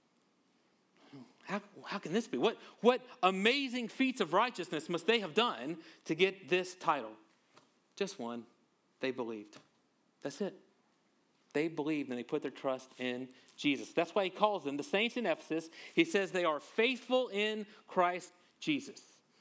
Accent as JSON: {"language": "English", "region": "Louisiana", "country": "United States", "said": "I'm from Louisiana"}